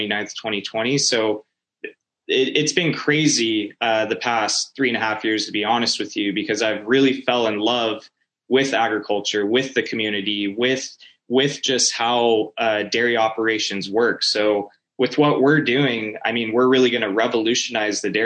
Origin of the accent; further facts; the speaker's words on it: Norco, California, United States; moved away as an adult; I'm originally from Norco, California, which is a small city in Southern California. And so basically grew up there